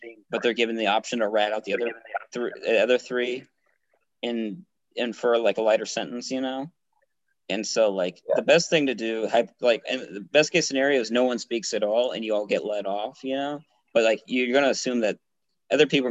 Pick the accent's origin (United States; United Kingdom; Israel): United States; speaking as an American